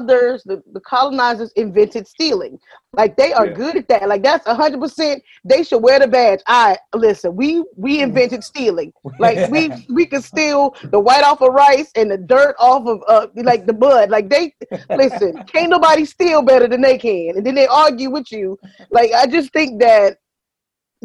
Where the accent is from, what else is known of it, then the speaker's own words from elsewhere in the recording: the South, United States; I'm from the South, and my great-grandmother was a big proponent of understanding